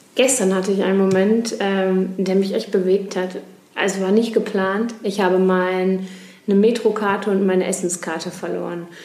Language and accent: German; Duisburg, North Rhine-Westphalia, Germany; also born or lived in Paderborn; Ich komme gebürtig aus dem Ruhrgebiet aus Duisburg